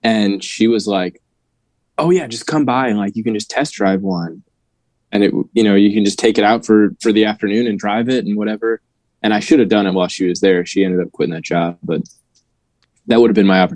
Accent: St. Louis, Missouri, United States; moved away as an adult; now in Nashville, United States; I'm in Nashville now. I've been here about 10 years. Prior to being here, I grew up in St. Louis

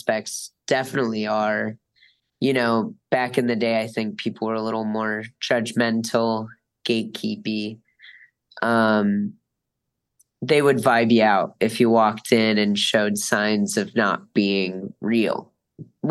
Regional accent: Scranton, Pennsylvania, United States; now in Wilkes-Barre, United States; I grew up living in Scranton, but I live in Wilkes-Barre now

